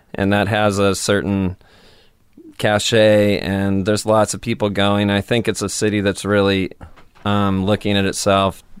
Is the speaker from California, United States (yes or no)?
yes; Stockton, California, United States; now in Portland, United States; I'm from California